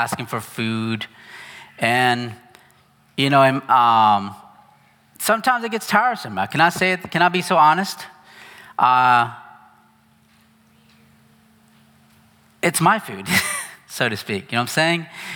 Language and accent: English; United States; moved away as an adult; I'm very American, actually.